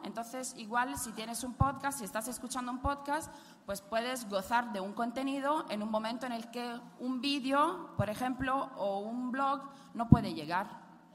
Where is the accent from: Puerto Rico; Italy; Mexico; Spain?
Italy; accent: Italian; Spanish is a second language; moved away